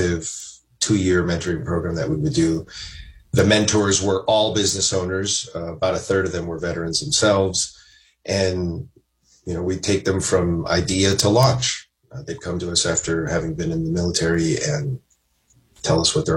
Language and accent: English; Southern California, United States; now in Washington, D.C., United States; I'm originally from Southern California